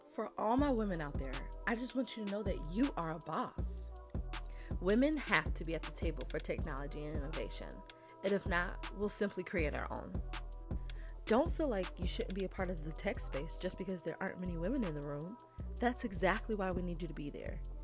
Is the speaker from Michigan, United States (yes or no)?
no; Atlanta, Georgia, United States; I'm from Atlanta, went to high school at Westlake High School.